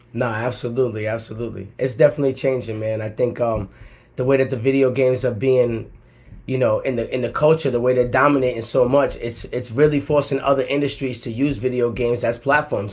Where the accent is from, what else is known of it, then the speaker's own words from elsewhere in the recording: Providence, Rhode Island, United States; moved away as an adult; now in Atlanta, United States; I'm from Providence, Rhode Island, the smallest uh, state in the country. I packed all my shit in 2010, moved to Atlanta, Georgia